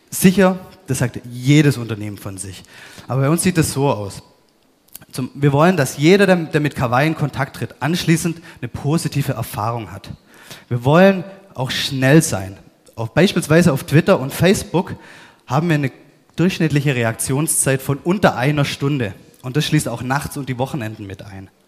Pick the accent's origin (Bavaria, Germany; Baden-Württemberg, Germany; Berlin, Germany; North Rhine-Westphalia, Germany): Baden-Württemberg, Germany; Ich, ich bin ähm, Schwabe, bin wieder unten im Süden